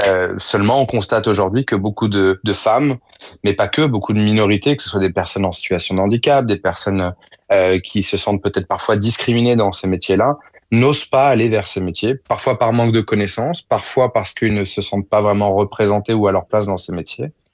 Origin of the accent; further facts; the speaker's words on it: Évry-Courcouronnes, Île-de-France, France; Nous-mêmes venions de banlieue avec Monira on est originaire d'Evry-Courcouronne.